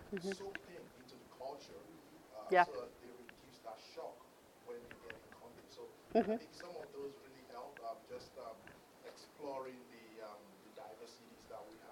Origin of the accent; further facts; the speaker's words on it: Nigeria; moved away; also born or lived in Kazakhstan; I'm Nigerian